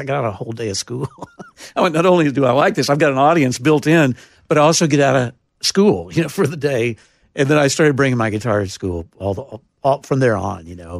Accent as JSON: {"language": "English", "town": "Taylor", "region": "Texas", "country": "United States", "tie": "born or raised there", "moved": "as an adult", "lives_now": "Nashville, United States", "said": "I was born in Taylor, Texas"}